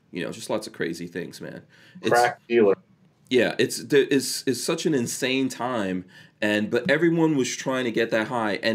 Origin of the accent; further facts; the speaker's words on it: New York City, New York, United States; the part of New York that I grew up in Far Rockaway at the time uh, was run by John Gotti.